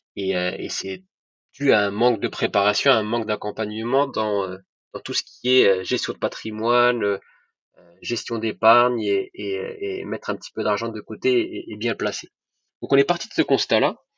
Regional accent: Rabat, Rabat-Salé-Kénitra, Morocco; moved away as an adult; also born or lived in France; je suis né en France, mais j'ai grandi au, Maroc. donc, mes parents faisaient leurs études en France et ensuite on est tous rentrés au Maroc. Donc, j'y ai fait toute ma scolarité à Rabat

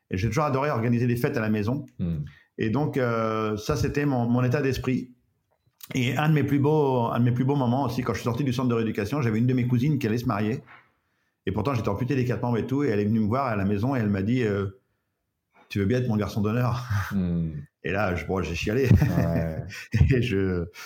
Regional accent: Breton, Brittany, France; en tant que breton

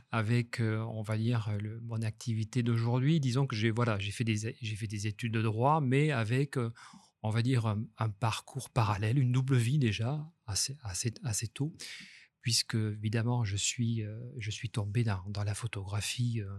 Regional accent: Nice, Provence-Alpes-Côte d'Azur, France; also born or lived in Toulouse; je suis un niçois d'adoption. J'ai des racines euh, toulousaines par mon père et égyptiennes par ma mère. Et puis, depuis, j'étais partagé dès l'enfance entre, entre Toulouse et Nice.

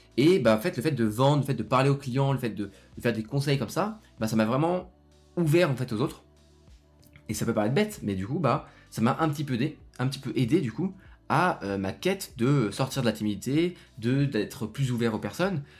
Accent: Lyon, Auvergne-Rhône-Alpes, France; moi je suis de Lyon.

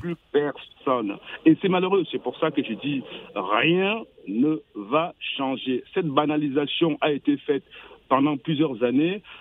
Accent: France; je suis français, je suis obligé chaque fois de me justifier d'être français

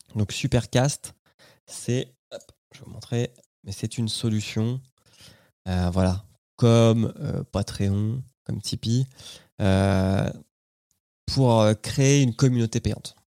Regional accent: France; chez nous en France

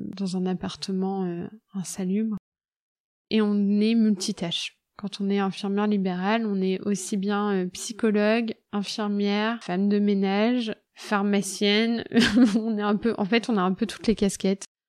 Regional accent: Loir-et-Cher, Centre-Val de Loire, France; Je viens du Loir-et-Cher. C'est une région que j'adore, où il y a toute ma famille.

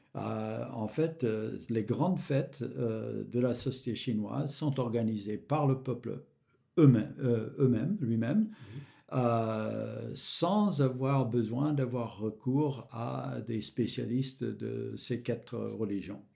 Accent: Michigan, United States; moved away; j'ai grandi dans l'État de Michigan

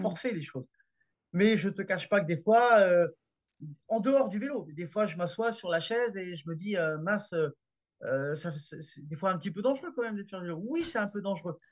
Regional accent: France; chez nous, en France

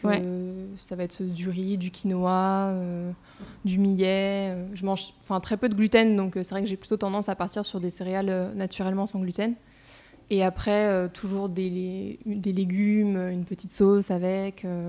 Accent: Paris, Île-de-France, France; also born or lived in Reims; je suis née à Paris et j'ai fait mes études de commerce euh, à Reims. Donc en fait, euh, j'ai passé les trois quarts de ma vie à Paris quand même.

